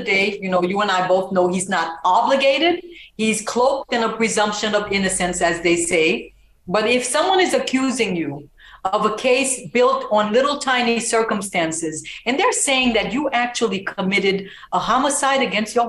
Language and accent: English; Haiti; now in United States; I'm an immigrant and I'm from Haiti. And I came in here documented with my parents and three siblings